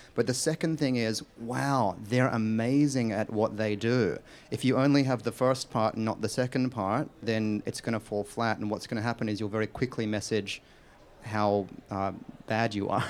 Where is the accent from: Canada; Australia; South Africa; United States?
Australia; where I was born in Australia